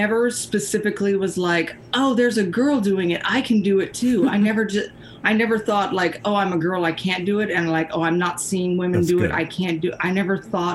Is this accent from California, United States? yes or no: yes; Ojai, California, United States; also born or lived in Isla Vista, California; now in Ventura, United States; I'm from Ojai. It's legally on my birth certificate